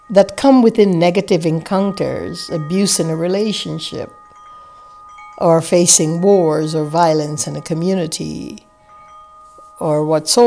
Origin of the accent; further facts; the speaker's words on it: Guyana; I grew up in the British West Indies in a place called British Guiana in South America, in a village that had less than 500 inhabitants scattered along the mangrove fringed coast of the Atlantic Ocean.